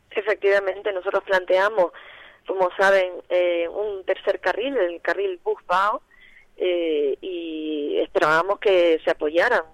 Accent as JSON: {"language": "Spanish", "area": "Tenerife", "region": "Canary Islands", "country": "Spain", "said": "todos somos tinerfeños"}